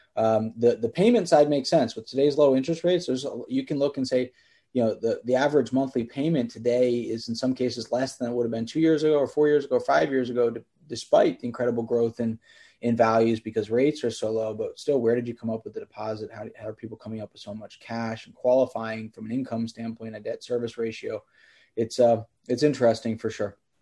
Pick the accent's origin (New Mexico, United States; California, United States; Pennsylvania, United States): Pennsylvania, United States; Bethlehem; So I grew up in Bethlehem, Pennsylvania, is where I started the company, hour north of Philadelphia.